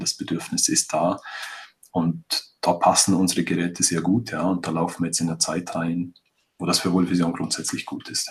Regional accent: Vorarlberg, Austria; bei uns in Vorarlberg

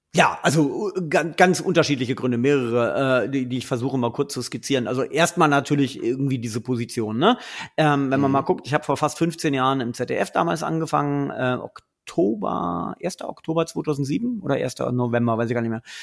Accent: Göttingen, Lower Saxony, Germany; Ich komme ja aus Göttingen, deswegen ist es für mich ähm, äh, ein, ein Zurück in meine Heimatregion

